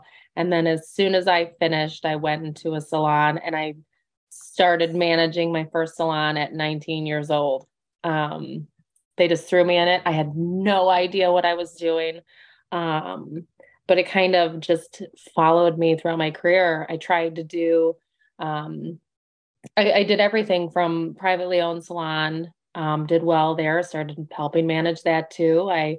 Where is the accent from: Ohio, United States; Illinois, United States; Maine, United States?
Illinois, United States; Chicago; I am from Chicago, Illinois, but I have kind of just moved all over the place over the years.